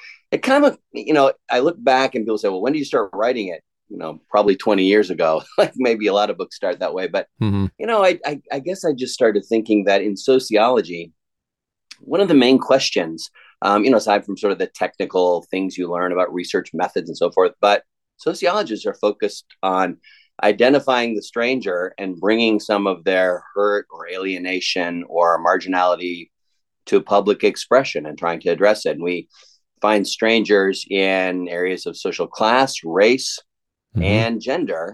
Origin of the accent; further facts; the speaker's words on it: Southern Ontario, Canada; moved away as an adult; now in Lookout Mountain, Georgia, United States; I grew up in Southern Ontario